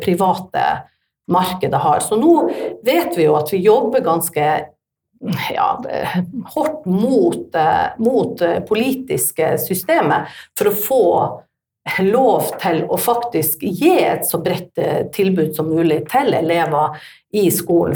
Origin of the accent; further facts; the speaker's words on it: Tromsø, Troms, Norway; jeg er fra Tromsø